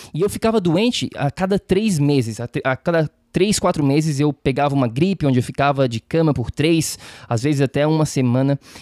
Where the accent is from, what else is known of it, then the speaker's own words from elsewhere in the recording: Florianópolis, Santa Catarina, Brazil; accent: manezês; moved away as an adult; also born or lived in San Diego; now in New York, United States; eu sou natural de Florianópolis, de Floripa, da Ilha da Magia, Manezinho, então o sotaque manezês vai fazer parte aqui do, do podcast também.